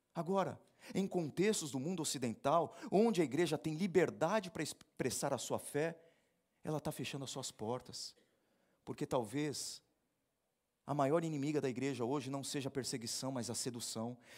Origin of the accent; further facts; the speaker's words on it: Brazil; nós somos brasileiros